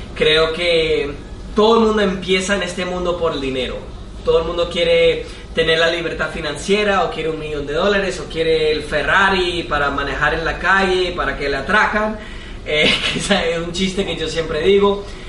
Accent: United States; Spanish is a second language; soy de Estados Unidos

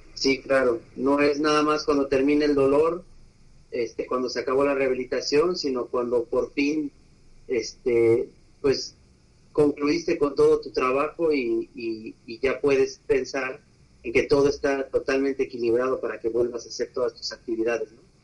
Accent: Aguascalientes, Mexico; also born or lived in Colima; Pues de, Aguascalientes, ahí, ahí nacimos. No realmente nací en Colima, pero, pero nos registraron en, en Aguascalientes, así que ahí he vivido toda la vida, así que de allá somos

